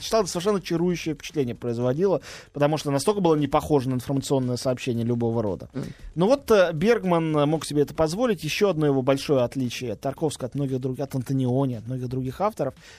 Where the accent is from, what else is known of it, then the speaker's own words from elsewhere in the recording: Russia; я, единственный из России